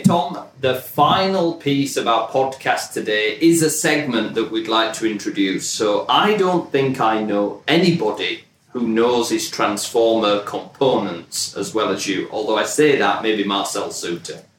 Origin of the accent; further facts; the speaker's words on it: United Kingdom; now in United States; as a British family living in, in the US now